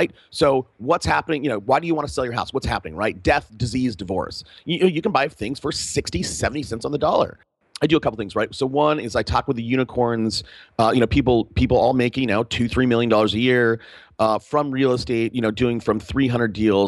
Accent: Fresno, California, United States; I grew up in Fresno

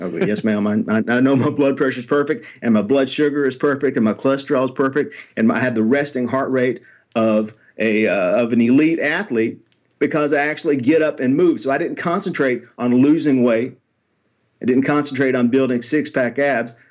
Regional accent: Nashville, Tennessee, United States; I'm born and raised in Nashville, Tennessee

